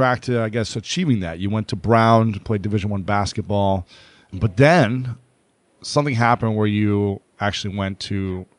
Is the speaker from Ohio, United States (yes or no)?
yes; Delaware, Ohio, United States; growing up in a small town of Delaware, Ohio, with like 30,000 people, you know, mostly white suburban area.